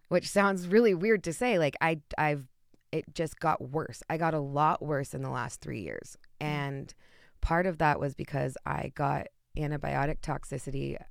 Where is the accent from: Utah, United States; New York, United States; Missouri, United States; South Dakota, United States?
Utah, United States; moved away as an adult; now in Colorado, United States; I'm still close to home. I'm from Utah, so I'm about an hour and a half away flight.